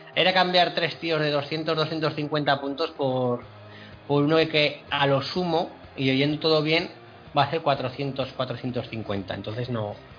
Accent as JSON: {"language": "Spanish", "region": "Aragon", "country": "Spain", "said": "yo soy aragonés"}